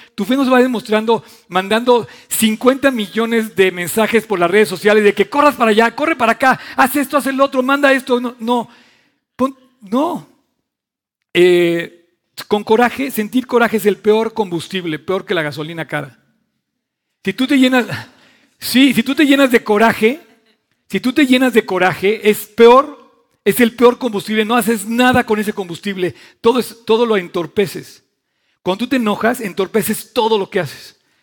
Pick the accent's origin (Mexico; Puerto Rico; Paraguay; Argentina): Mexico; yo quiero a México, amo a mi país